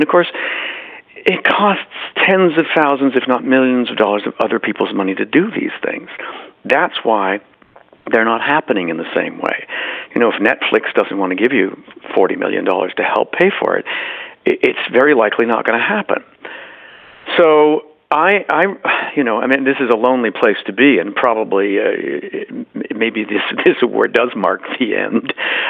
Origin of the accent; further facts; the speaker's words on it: Boston, Massachusetts, United States; born there; I mean, I'm very lucky to have been born in Boston because my parents were trying to, you know, figure out what they were doin